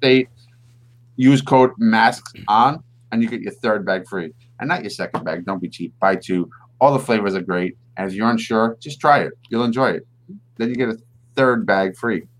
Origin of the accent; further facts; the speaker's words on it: New York, United States; we are Met fans which means we're from New York